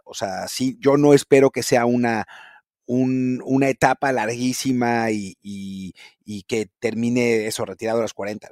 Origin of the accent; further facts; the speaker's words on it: Mexico; nuestro problema como mexicanos